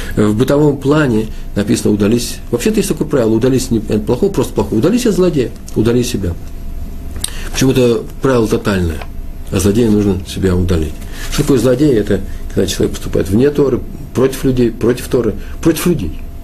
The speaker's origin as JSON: {"language": "Russian", "region": "Moscow", "country": "Russia", "said": "Я, москвич"}